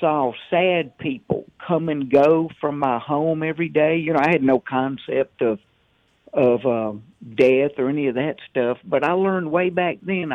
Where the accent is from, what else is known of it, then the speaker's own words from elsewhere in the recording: the South, United States; now in Mobile, Alabama, United States; I'm from the South